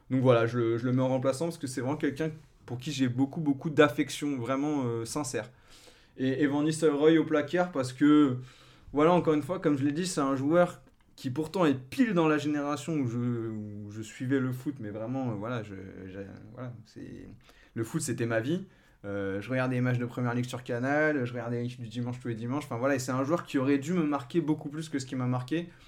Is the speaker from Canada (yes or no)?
no; France; je pense, quand on est français de notre génération, qui nous a forcément marqué.